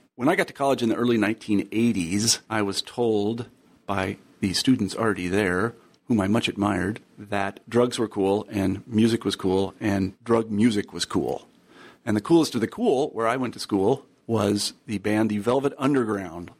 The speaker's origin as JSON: {"language": "English", "town": "Wichita", "region": "Kansas", "country": "United States", "tie": "born or raised there", "said": "I grew up in Wichita, Kansas, where people think it's, it's entirely homogenous"}